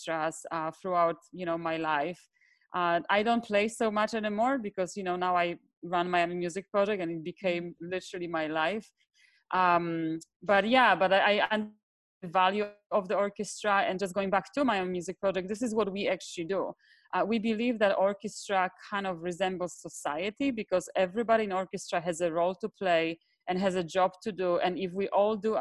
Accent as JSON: {"language": "English", "region": "southern Poland", "country": "Poland", "tie": "born or raised there", "moved": "yes", "lives_now": "Miami, United States", "said": "I come from Poland originally, from a very, very small town in the south part of Poland, in the mountains."}